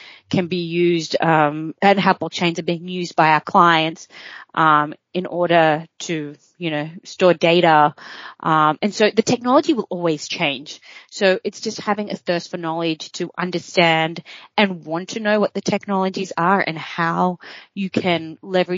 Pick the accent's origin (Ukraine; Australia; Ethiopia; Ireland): Australia; moved away as an adult; also born or lived in New York; As an Aussie living overseas